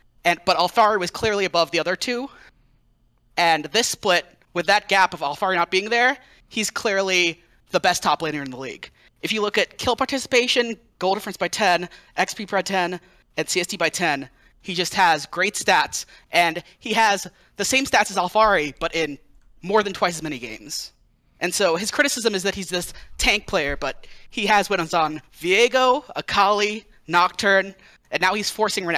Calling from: Albuquerque, New Mexico, United States; Albuquerque, New Mexico.

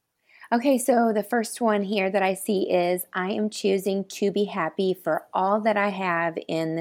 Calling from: Wisconsin, United States; Yes, I'm tuning in from West Dallas, Wisconsin, which is just right on the edge of Milwaukee.

